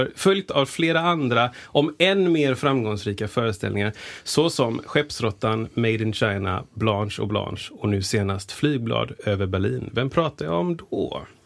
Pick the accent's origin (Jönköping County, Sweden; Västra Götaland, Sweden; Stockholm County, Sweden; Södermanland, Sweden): Västra Götaland, Sweden; Gothenburg; also born or lived in United States; jag är också uppvuxen i Frölunda